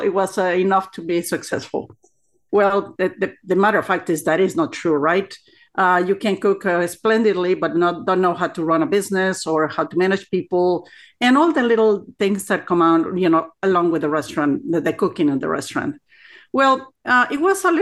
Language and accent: English; Mexico City, Mexico; moved away as an adult; also born or lived in Oaxaca; now in Texas, United States; I was born in Mexico City from a Oaxacan family. So I was raised there